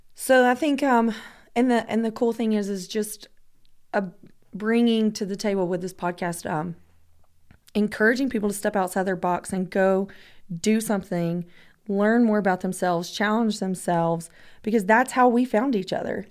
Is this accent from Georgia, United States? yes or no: yes; Georgia, United States; I'm from Georgia